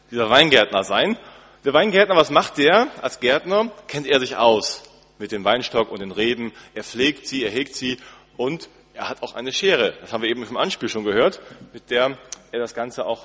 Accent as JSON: {"language": "German", "region": "Northern Germany", "country": "Germany", "said": "Wir als Norddeutsche ähm, haben, glaube ich, alle so nicht so viel Ahnung."}